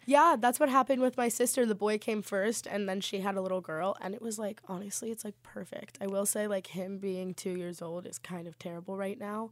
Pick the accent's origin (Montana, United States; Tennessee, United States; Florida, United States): Florida, United States; South; moved away as an adult; I am actually from South Florida